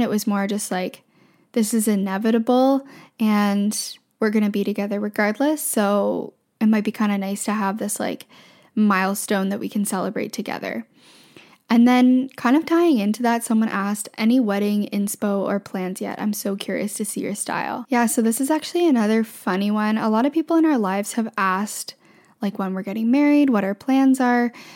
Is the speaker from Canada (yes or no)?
yes; Canada; I'm from Canada